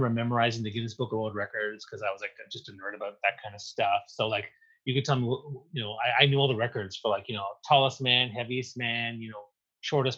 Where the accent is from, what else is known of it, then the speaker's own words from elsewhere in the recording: New Brunswick, Canada; moved away; I grew up in New Brunswick on the east coast of Canada